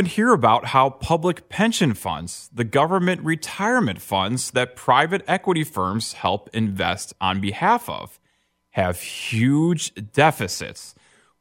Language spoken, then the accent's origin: English; Illinois, United States; my home state